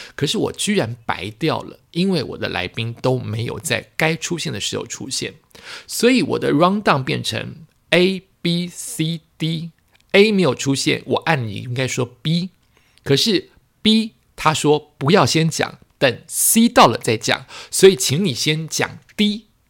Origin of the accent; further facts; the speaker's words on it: Taiwan; 我们台湾人